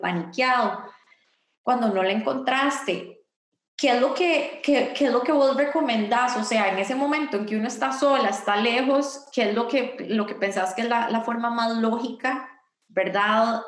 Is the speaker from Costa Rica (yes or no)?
yes; Costa Rica; hice un llamado a las heroínas de Costa Rica